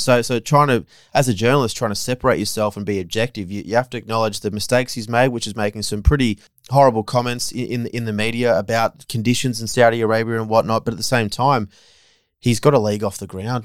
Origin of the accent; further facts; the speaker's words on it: Australia; as an Aussie